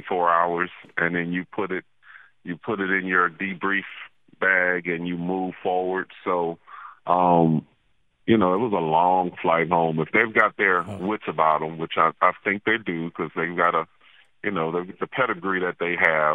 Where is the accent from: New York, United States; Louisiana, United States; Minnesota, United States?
Louisiana, United States; New Orleans; moved away; originally I'm from New Orleans